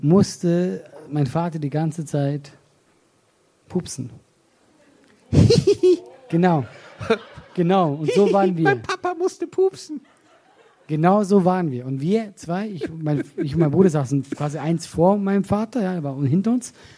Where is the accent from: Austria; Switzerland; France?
Switzerland; moved away as an adult; now in Germany; ich komme aus der Schweiz